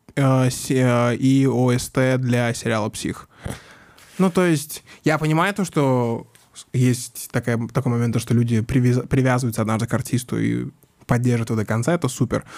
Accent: Mytishchi, Moscow Oblast, Russia; я вырос в Мытищах, сельская школа

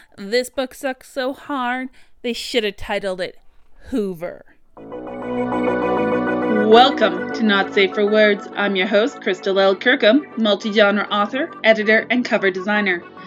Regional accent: Canada; as a Canadian author, this is actually something I've seen a lot when I use my own native spelling, what I grew up and learned

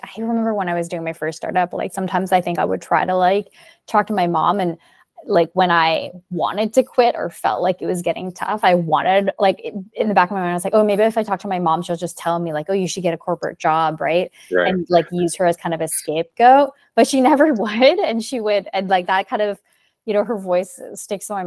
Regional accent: Burnaby, British Columbia, Canada; moved away; also born or lived in Montreal; I grew up in Burnaby

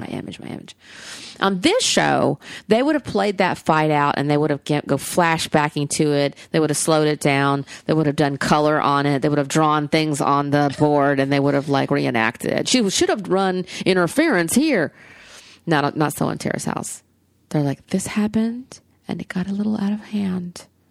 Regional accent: Alabama, United States; I'm from Alabama

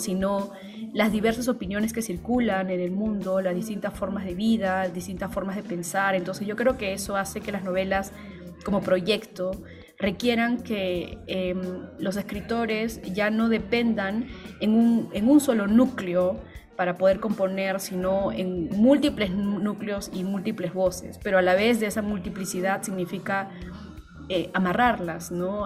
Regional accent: Peru; yo soy peruana

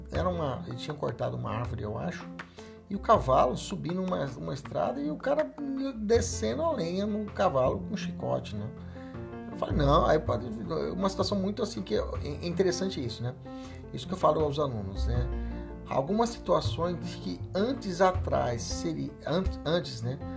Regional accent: Cuiabá, Mato Grosso, Brazil; aqui na capital Cuiabá, é, onde, no bairro onde eu cresci, que chama Morada da Serra

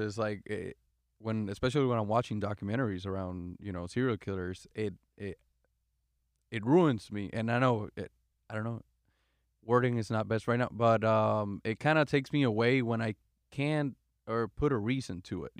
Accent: Puerto Rico; Puerto Rico.

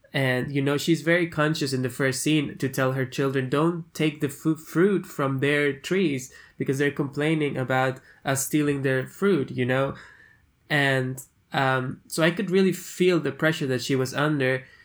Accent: Peru; I'm from Peru, from South America

